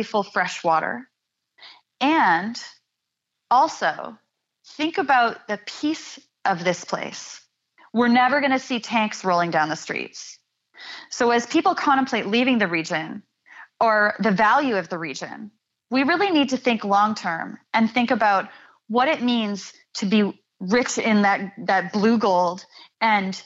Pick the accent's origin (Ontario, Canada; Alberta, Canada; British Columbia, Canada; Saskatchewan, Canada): Ontario, Canada; moved away; I'm from Ontario